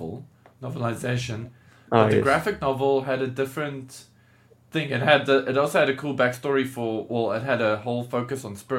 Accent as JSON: {"language": "English", "country": "South Africa", "said": "As a South African"}